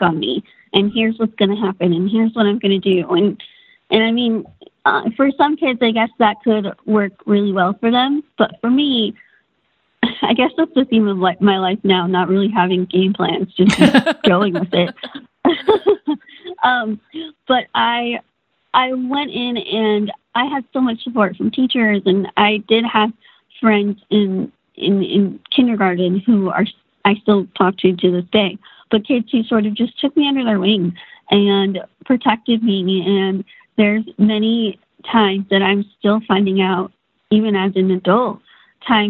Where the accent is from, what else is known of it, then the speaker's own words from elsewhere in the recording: Austin, Texas, United States; was born in Austin, Texas, my parents' first child